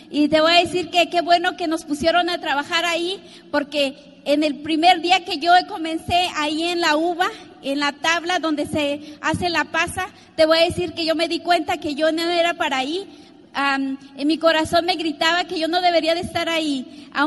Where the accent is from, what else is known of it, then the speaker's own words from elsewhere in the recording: Mexico; yo nací en México en una familia de nueve, nueve hermanos, imagínate, muy numerosa.